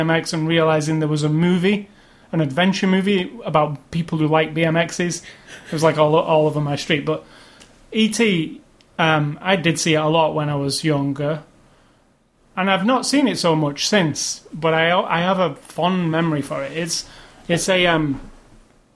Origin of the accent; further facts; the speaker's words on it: England, United Kingdom; as an English kid